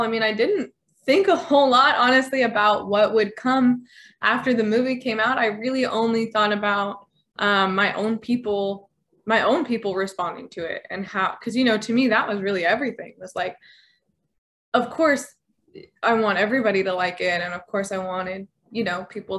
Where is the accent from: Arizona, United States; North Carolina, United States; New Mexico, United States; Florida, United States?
New Mexico, United States; I grew up in New Mexico